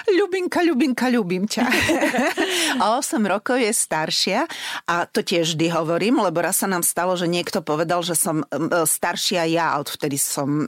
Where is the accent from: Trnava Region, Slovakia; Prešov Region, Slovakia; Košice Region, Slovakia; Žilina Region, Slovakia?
Košice Region, Slovakia; Spišská Nová Ves; moved away as an adult; now in Bratislava, Slovakia; ja som zo Spiskej Novej Vsi